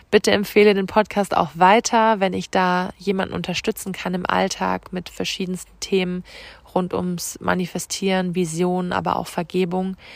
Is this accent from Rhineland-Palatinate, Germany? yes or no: yes; Rhineland-Palatinate, Germany; Und ich schicke dir ganz viele Grüße, diesmal von Herz zu Herz aus der Pfalz, aus meiner Heimat.